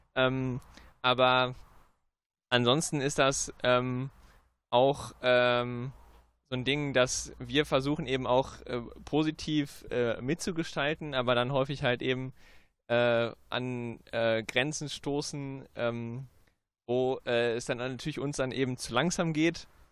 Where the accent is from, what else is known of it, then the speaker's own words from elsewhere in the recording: Münster, North Rhine-Westphalia, Germany; ich bin gebürtiger Münsteraner und man wächst da auf